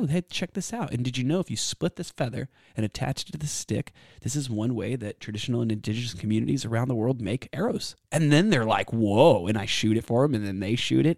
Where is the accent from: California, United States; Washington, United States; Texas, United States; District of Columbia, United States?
Texas, United States; Austin; also born or lived in San Antonio, Texas; I was raised here in Austin, born in San Antonio, and I've lived here my whole life